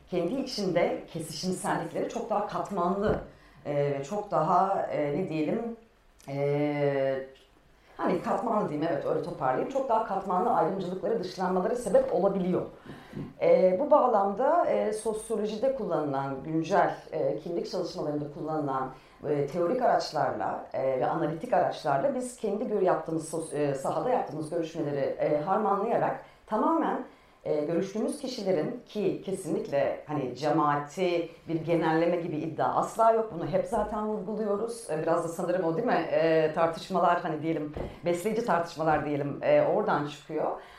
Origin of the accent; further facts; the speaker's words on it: Antakya, Hatay, Turkey; now in Istanbul, Turkey; Yani ben İstanbul'a Antakya'dan göç ettim geldiğimde e, İstanbul Rum toplumu içinde Arap'tım. Hı hı.